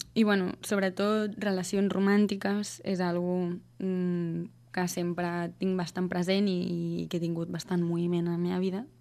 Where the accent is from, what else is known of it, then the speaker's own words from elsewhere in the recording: Sant Quirze del Vallès, Catalonia, Spain; moved away as an adult; also born or lived in Netherlands / Berlin / Australia; visc a Sant Quirze del Vallès, Fa dos anys vaig tornar, després d'haver estat vivint fora cinc anys.